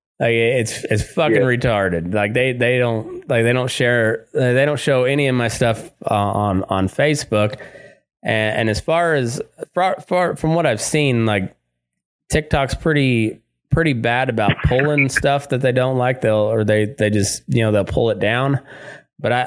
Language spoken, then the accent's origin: English; Southeast Colorado, United States; moved away; also born or lived in Texas / Great Plains; I grew up in Southeast Colorado, just, you know, in cowpuncher country